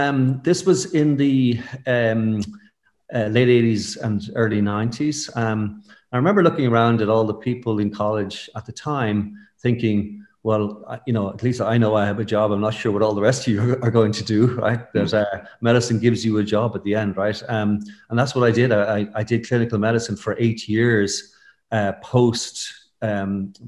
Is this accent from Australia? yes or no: no; Stamullen, County Meath, Ireland; moved away as an adult; also born or lived in Fontainebleau / Geneva; I'm from the country. I grew up in County Meath, in a place called Stamullen